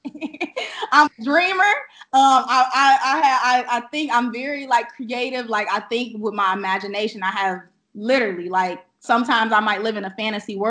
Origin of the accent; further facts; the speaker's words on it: Chicago, Illinois, United States; now in Atlanta, United States; I'm currently based out of Atlanta, Georgia, and I am originally I was based, or I'm from Chicago, Illinois. So I'm from the South Side